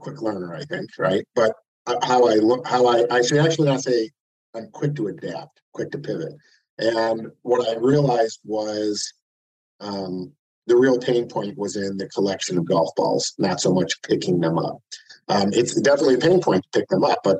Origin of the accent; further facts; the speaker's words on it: United States; I'm an American